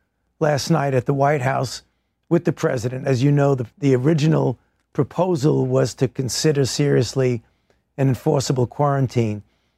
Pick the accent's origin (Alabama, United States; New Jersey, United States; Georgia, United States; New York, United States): New York, United States; New York City; as a New Yorker